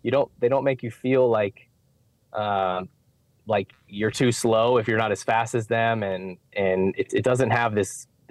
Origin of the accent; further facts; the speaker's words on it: Northern Virginia, United States; moved away as an adult; now in Charlotte, United States; I'm from Northern Virginia, played soccer my whole life, went to George Mason University.